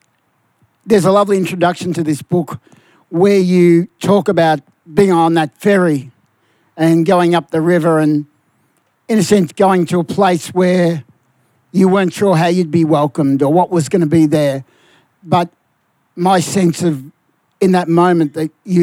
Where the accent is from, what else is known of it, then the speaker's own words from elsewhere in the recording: Melbourne, Victoria, Australia; I come from Fitzroy